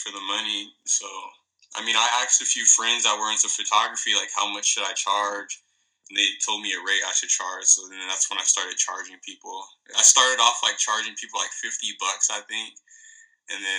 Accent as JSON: {"language": "English", "town": "Redlands", "region": "California", "country": "United States", "tie": "born or raised there", "lives_now": "Victorville, United States", "said": "I grew up in Redlands, California. I lived there. I was like pretty much raised there, like, majority of my life, and then ended up moving to Victorville"}